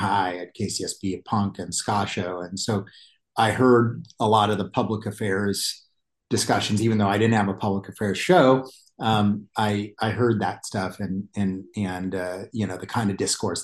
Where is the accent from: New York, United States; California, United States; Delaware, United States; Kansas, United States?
California, United States; Isla Vista; I grew up in Isla Vista